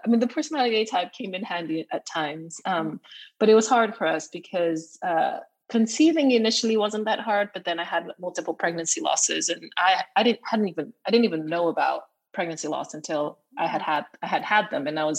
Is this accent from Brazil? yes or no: yes; Brazil; moved away as an adult; also born or lived in United States; now in London, United Kingdom; I come from a Chinese family, but I was born and raised in Brazil